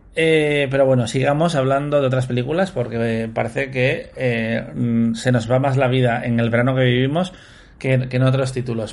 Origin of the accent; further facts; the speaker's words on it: Cantabria, Spain; yo, como cántabro que soy